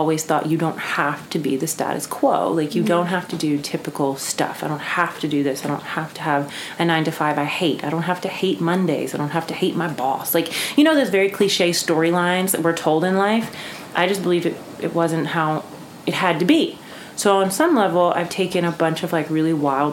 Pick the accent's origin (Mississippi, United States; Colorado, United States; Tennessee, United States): Mississippi, United States; Jackson; moved away as an adult; also born or lived in New York; I grew up in Jackson, Mississippi, of all places